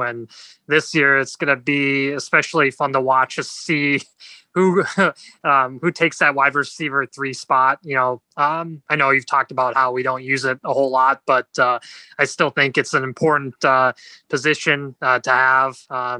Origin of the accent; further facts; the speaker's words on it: Eagan, Minnesota, United States; also born or lived in Mankato; I grew up in Eagan